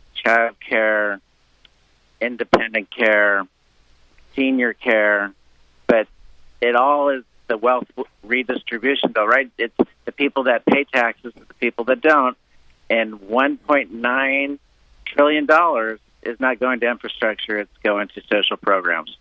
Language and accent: English; Cuba; now in South Florida, United States; we came from Cuba